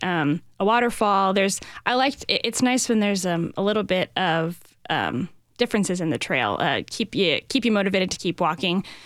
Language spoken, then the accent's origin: English; Northwest Indiana, United States; moved away as an adult; now in Nashville, United States; I grew up in Northwest Indiana near Chicago